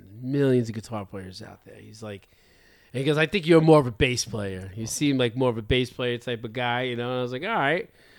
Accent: Elmont, New York, United States; also born or lived in Port Jefferson, New York; I was born in Long Island. I was born in Port Jefferson, Long Island. And then when I was one, my parents moved back to Elmont

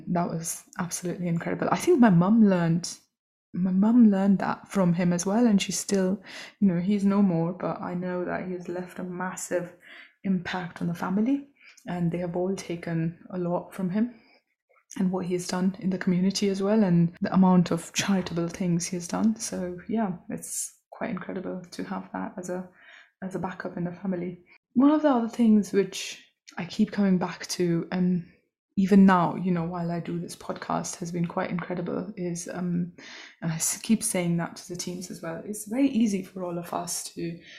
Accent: India; which was quite an incredible thing for a little girl growing up in India in a suburb.

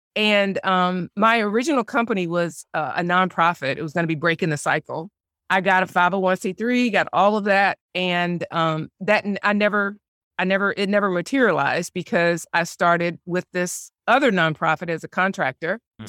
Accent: Spartanburg, South Carolina, United States; So I grew up in Spartanburg, South Carolina, graduated from Furman University, started out after college working for Procter & Gamble.

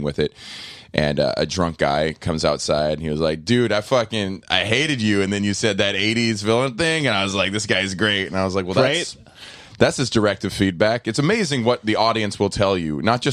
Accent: Corpus Christi, Texas, United States; moved away; also born or lived in Atlanta, Georgia / Los Angeles; I grew up in Corpus Christi, Texas, and Atlanta, Georgia.

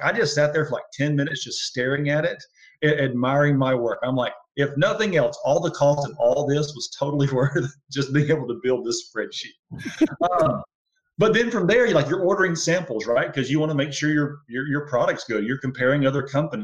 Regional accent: Alabama, United States; I'm from Alabama

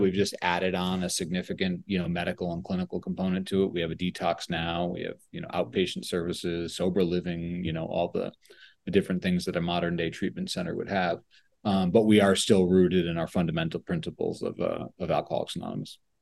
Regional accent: Oxford, Connecticut, United States; also born or lived in Woodbury, Connecticut; I'm a Connecticut born and raised person, still live here

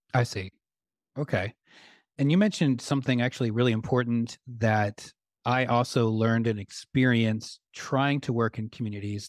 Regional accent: Michigan, United States; moved away; I grew up in Michigan

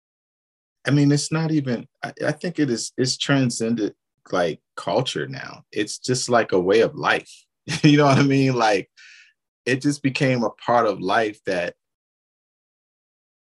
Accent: Baltimore, Maryland, United States; now in Atlanta, United States; growing up in Baltimore

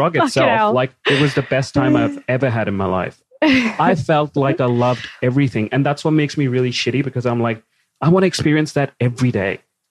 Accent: India; I'm Indian

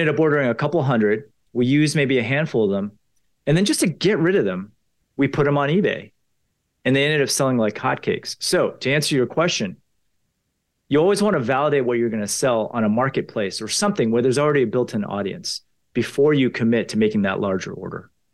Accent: Potomac, Maryland, United States; I grew up in Potomac, Maryland

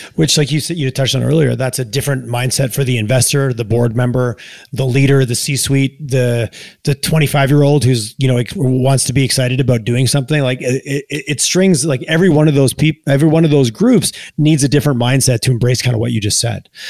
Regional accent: Quebec, Canada; now in Calgary, Canada; I grew up in Quebec and now I live in Alberta

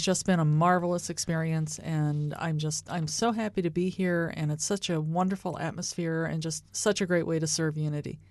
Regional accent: United States; now in Kansas City, United States; I'm from the Baltimore, Washington area

